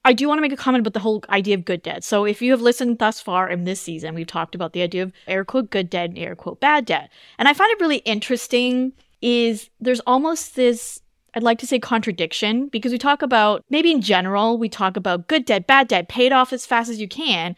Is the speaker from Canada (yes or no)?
yes; Canada; moved away as an adult; I grew up in Canada